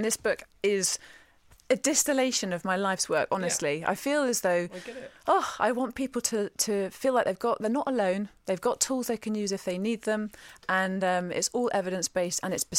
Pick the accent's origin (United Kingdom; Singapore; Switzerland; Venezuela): United Kingdom; Devon, South West England; I'm from Devon too, by the way. Dr. Alan Desmond works in the hospital in which I was born.